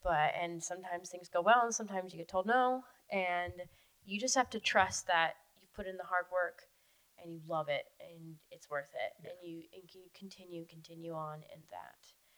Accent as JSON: {"language": "English", "region": "Florida", "country": "United States", "tie": "born or raised there", "said": "I was very fortunate in where I grew up in the Keys, and the family I had that were absolutely 100% supportive of what I did."}